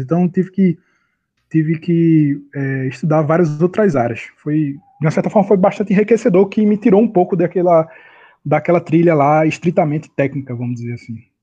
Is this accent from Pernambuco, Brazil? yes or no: yes; Recife, Pernambuco, Brazil; eu estou aqui em Recife, eu sou de Recife, eu já estou me estabelecendo em Recife, minha família e tudo mais